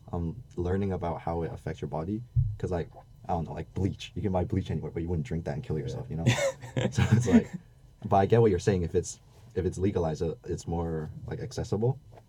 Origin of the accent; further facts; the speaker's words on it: Hong Kong; From Hong Kong.